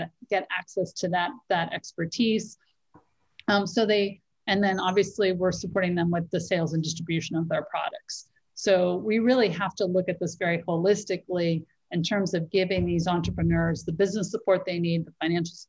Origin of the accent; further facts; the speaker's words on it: United States; accent: American; moved away as an adult; now in Africa; I'm American, the accent always gives it away.